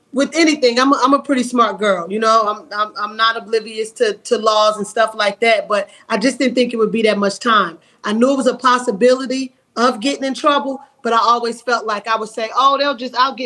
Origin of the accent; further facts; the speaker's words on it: Asbury Park, New Jersey, United States; moved away as an adult; also born or lived in Atlanta, Georgia; I was born and raised in Asbury Park, New Jersey, and I attended high school at Lakewood